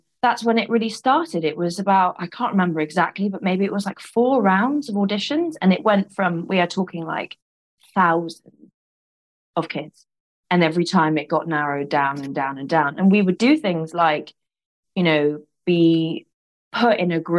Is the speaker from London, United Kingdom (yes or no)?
yes; London, United Kingdom; growing up in London